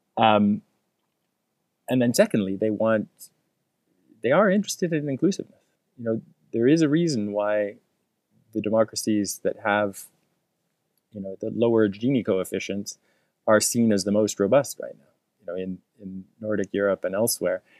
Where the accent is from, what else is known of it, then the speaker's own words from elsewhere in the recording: Canada; as a Canadian